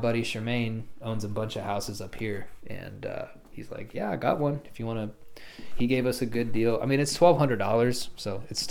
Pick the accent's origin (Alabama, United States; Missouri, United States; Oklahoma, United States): Oklahoma, United States; Lawton; moved away; I'm actually going to move back to my hometown in Lawton, because it's cheaper